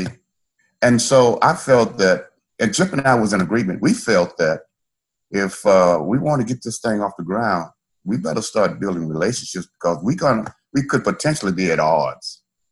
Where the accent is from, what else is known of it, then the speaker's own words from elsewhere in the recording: the South, United States; I was raised in the South, grew up around a lot of segregation and hatred